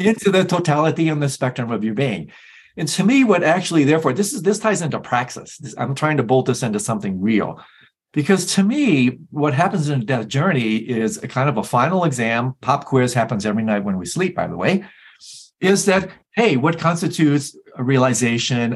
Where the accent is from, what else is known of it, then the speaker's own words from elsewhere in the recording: Michigan, United States; I'm from Michigan